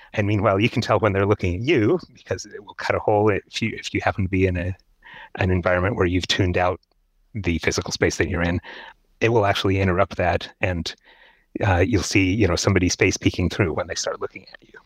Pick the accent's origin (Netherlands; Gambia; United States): United States; Seattle, Washington; I grew up in Seattle